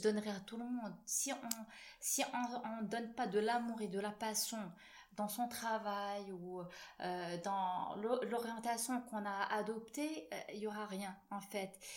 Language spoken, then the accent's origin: French; Morocco; en tant que marocaine